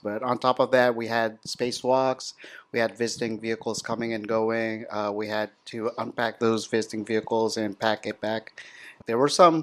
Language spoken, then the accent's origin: English; Tokyo, Japan; I'm from Tokyo